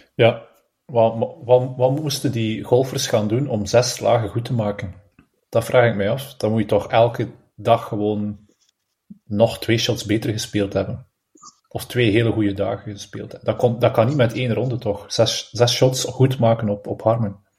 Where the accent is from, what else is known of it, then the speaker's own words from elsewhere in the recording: Belgium; als Belg zijnde